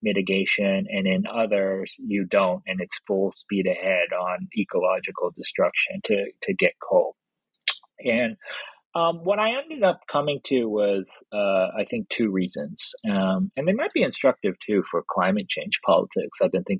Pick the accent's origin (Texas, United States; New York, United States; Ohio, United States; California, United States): California, United States; Los Angeles; like I said, I grew up in Los Angeles